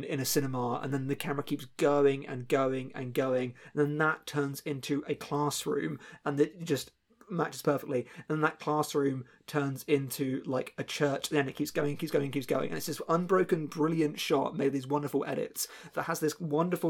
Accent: United Kingdom

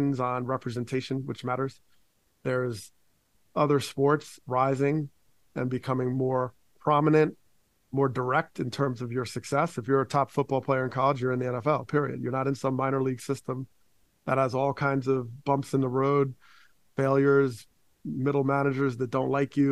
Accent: Teaneck, New Jersey, United States; We had a diverse community, and it certainly, like, TNEC had its issues. We know there was a shooting that would have been national news as a teenager got shot by a police officer in my hometown

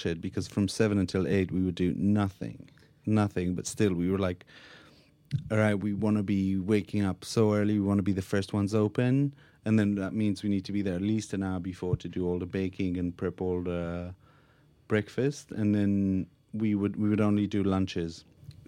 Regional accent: Israel; moved away as an adult; now in London, United Kingdom; We're both from Israel, and this is kind of the food that we grew up on

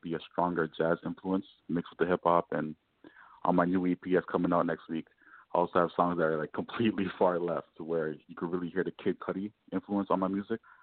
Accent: Toronto, Ontario, Canada; I'm from Toronto

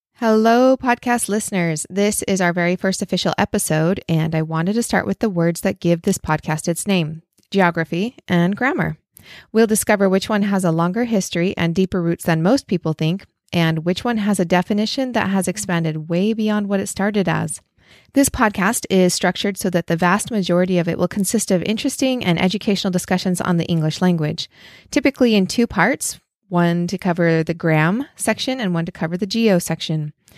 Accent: Idaho, United States; where I grew up in Idaho

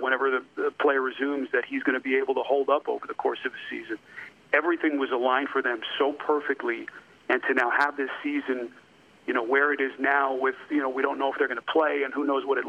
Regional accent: New York, United States; now in Los Angeles, United States; I grew up in New York

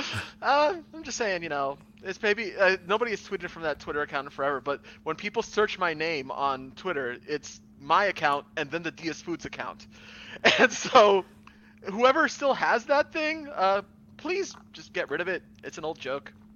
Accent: Miami, Florida, United States; I am a Latino from Miami, Florida.

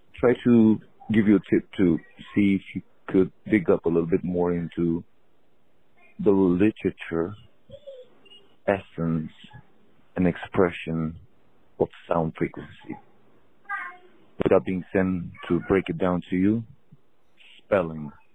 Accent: Romania; I'm from Romania

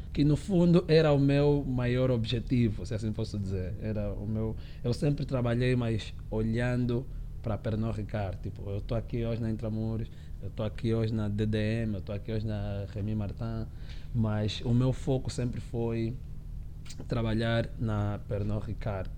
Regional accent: Luanda, Luanda Province, Angola; eu cresci, eu nasci em Luanda, cresci, sou, sou, sou irmão de seis, né? somos sete no total, e cresci nos combatentes

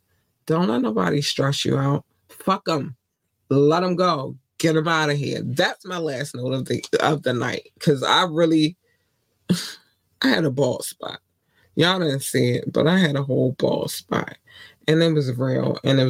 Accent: Baltimore, Maryland, United States; I grew up in Baltimore.

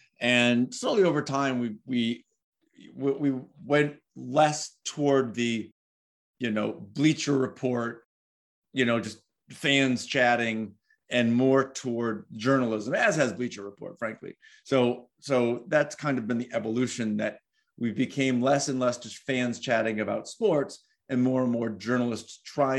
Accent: Cape Cod, Massachusetts, United States; I grew up on Cape Cod in a rural area

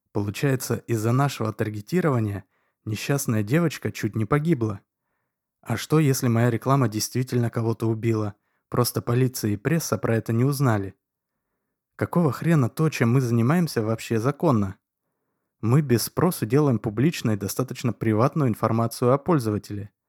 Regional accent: Chicago, Illinois, United States; born there; Родители на самом деле назвали меня …, но так как я родился в Америке – а именно в Чикаго, то … или … меня звали только в родительском доме.

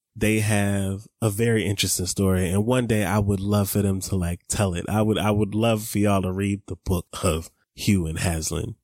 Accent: Atlanta, Georgia, United States; I grew up in Atlanta

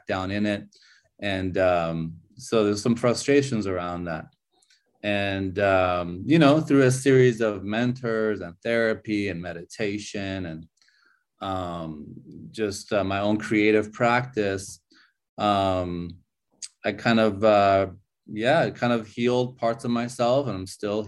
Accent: California, United States; also born or lived in Iran; now in Chengdu, China; So I was born in Iran, and I grew up in California. When I was 8 years old, I moved to California

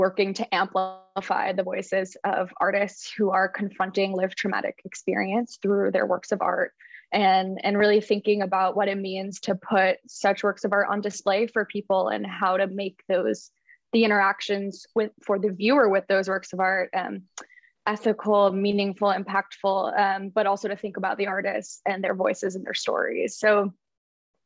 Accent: Washington, District of Columbia, United States; now in Philadelphia, United States; I grew up in Washington, D.C.

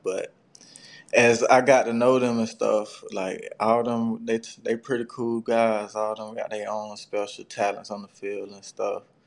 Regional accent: South Georgia, United States; I grew up in like the country, so it really wasn't much to do besides play sports

